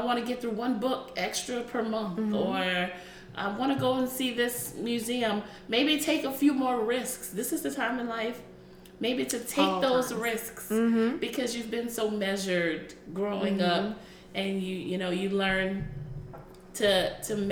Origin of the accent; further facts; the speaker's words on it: United States; I'm African American